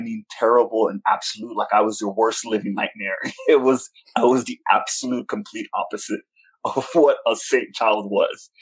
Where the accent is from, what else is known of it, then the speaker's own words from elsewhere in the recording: New York, United States; I was born in New York, born and raised in Washington Heights